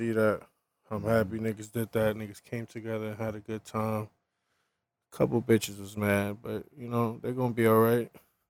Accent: New York City, New York, United States; I'm from Flatbush, Brooklyn.

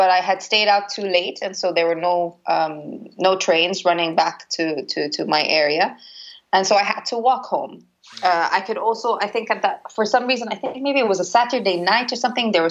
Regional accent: Cairo, Cairo Governorate, Egypt; also born or lived in Toxteth, United Kingdom; I come from Cairo and I lived in Toxteth.

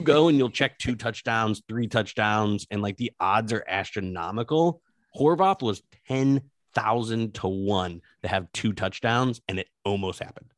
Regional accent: South Bend, Indiana, United States; I grew up in the South Bend area

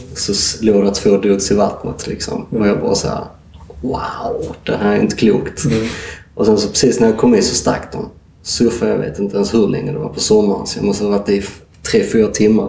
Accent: Sweden; som svensk

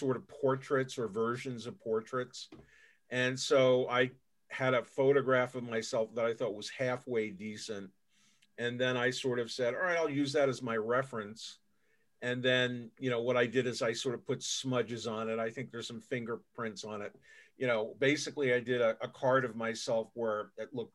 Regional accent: New York City, New York, United States; moved away as an adult; also born or lived in Manhattan; I grew up in New York City. I grew up in the borough of Queens

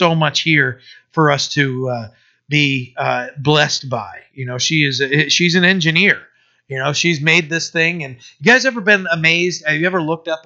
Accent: United States; I'm an American

